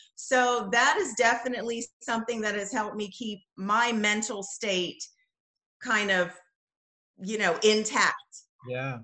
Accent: Bahamas; moved away as an adult; also born or lived in Los Angeles / Netherlands; I grew up in the Bahamas. I moved here for college, for school, graduate school, and that's what took me to LA.

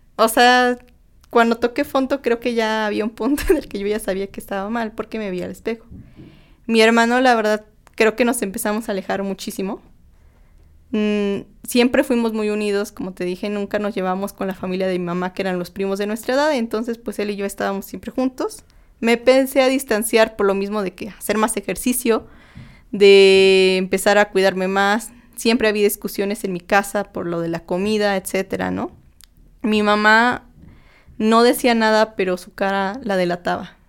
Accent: Tlaxcala, Mexico; moved away as an adult; now in Mexico City, Mexico; yo pues soy de soy de Tlaxcala, no soy de la Ciudad de México, me vine aquí a estudiar y trabajar

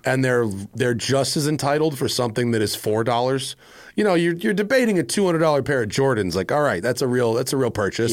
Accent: Greenwich, Connecticut, United States; I'm from Greenwich, Connecticut

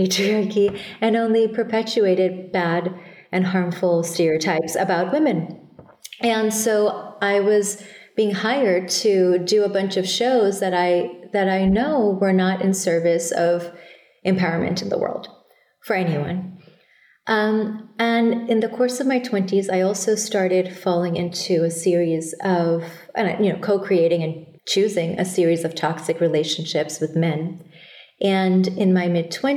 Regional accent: Thailand; moved away as an adult; also born or lived in Bangladesh; now in United States; I was born in Bangladesh and raised in Thailand

